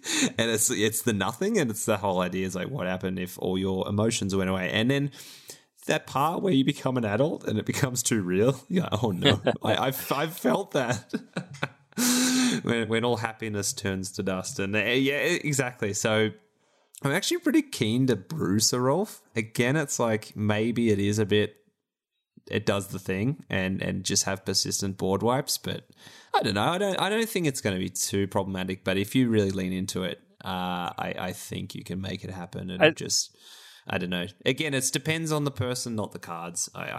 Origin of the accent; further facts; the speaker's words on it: Australia; I love that Magda is the name here, being that one of our famous Australians is Magda Shevansky